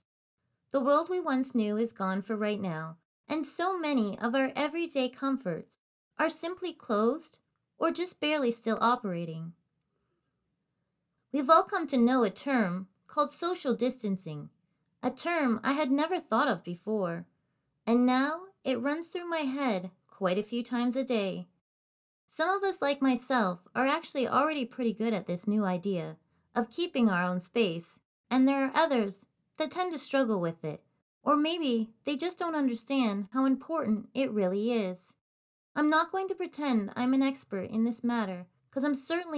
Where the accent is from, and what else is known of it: Canada